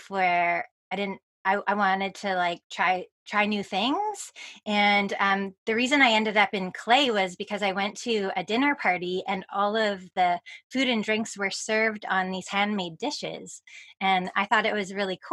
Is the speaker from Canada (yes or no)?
yes; Victoria, British Columbia, Canada; I moved back to my hometown of Victoria, British Columbia